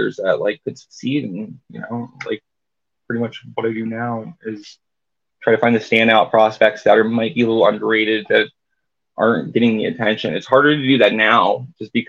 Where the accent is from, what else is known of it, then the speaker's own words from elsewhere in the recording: Tucson, Arizona, United States; I grew up in Southern Arizona in the Tucson area